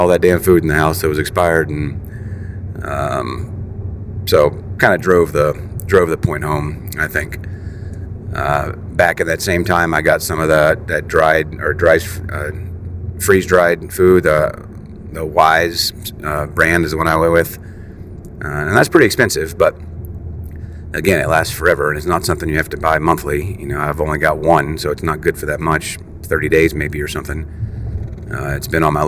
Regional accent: West Virginia, United States; I'm from West Virginia

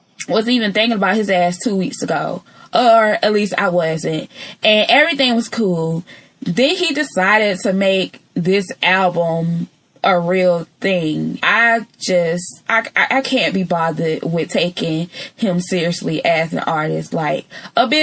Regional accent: Georgia, United States; accent: country; I am from Georgia. All right. I have been here all 28 years of my life

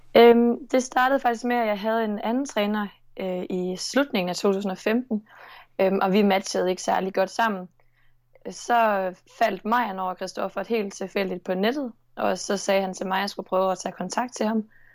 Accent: Nordborg, Southern Denmark, Denmark; accent: Southern Jutlandic; also born or lived in Sønderborg; jeg kommer fra Nordborg

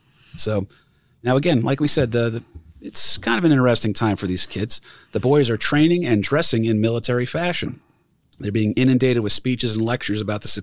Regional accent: Ireland; First of all, I'm Irish, so I don't know if they would have had me.

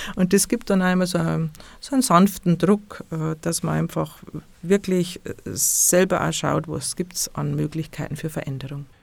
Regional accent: Bavaria, Germany; bei uns in Bayern

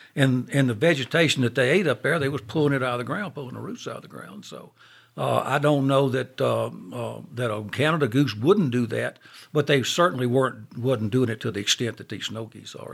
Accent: Monroe, Louisiana, United States; I'm from Monroe

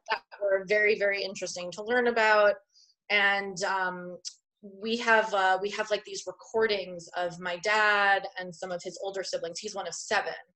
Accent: Long Island, New York, United States; also born or lived in Brooklyn, New York / Queens, New York; I would really consider myself more of a Long Islander than I am a Queensboro person. Yeah. Because I moved to Long Island when I was about six.

